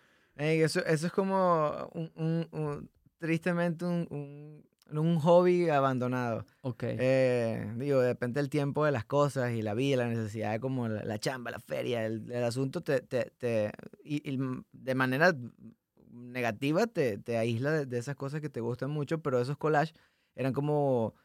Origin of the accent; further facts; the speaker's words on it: Puerto Ordaz, Bolívar, Venezuela; moved away as an adult; now in Monterrey, Mexico; no es mi ciudad natal, pero es la ciudad donde crecí, eh, en Puerto Ordaz.